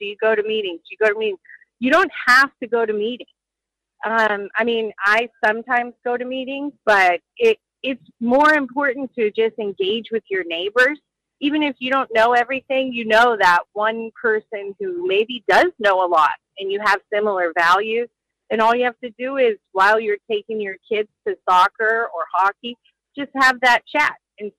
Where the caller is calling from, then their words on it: North Pole, Alaska, United States; from North Pole.